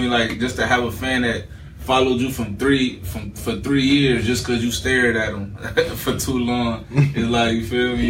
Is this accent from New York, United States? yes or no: no; Cleveland, Ohio, United States; I'm from East 55th in Cleveland, Ohio